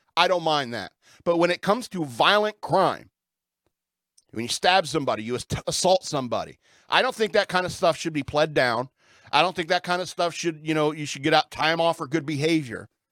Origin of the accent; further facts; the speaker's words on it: the South, United States; I grew up in the South